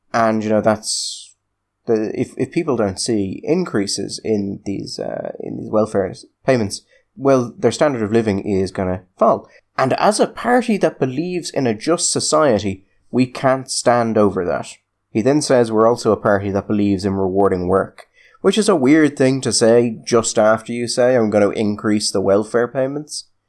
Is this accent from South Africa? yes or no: no; Ireland